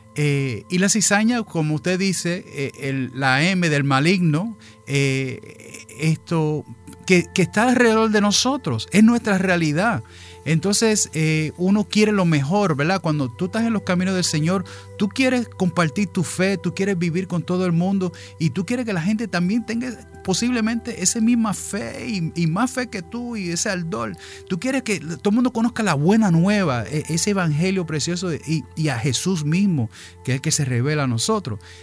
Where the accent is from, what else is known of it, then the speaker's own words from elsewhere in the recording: New York, United States; now in Florida, United States; yo también pues soy allá, nacido allá, en esa metro por allá, de padres puertorriqueños